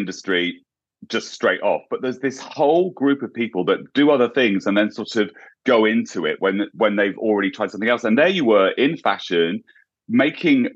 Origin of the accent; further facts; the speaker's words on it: English countryside, England, United Kingdom; now in United States; I grew up in the English countryside too, so I went to a small town